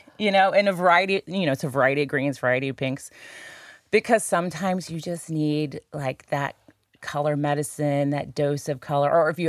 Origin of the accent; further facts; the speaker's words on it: St. Louis, Missouri, United States; being back here in my hometown, which I love, St. Louis. I can never get away from St. Louis for too long.